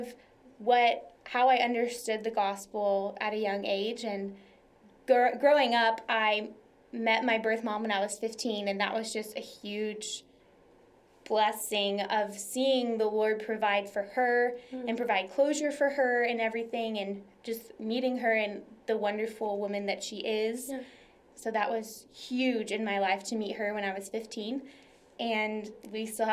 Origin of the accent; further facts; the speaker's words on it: Tomball, Texas, United States; also born or lived in Dallas, Texas; I am from the Houston area originally, just like the urban sprawl of Houston. A little town called Tomball. It's a great place to grow up and to live.